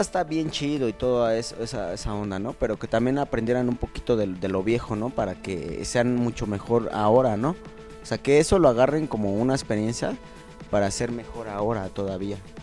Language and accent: Spanish; Mexico City, Mexico; yo soy de Tepito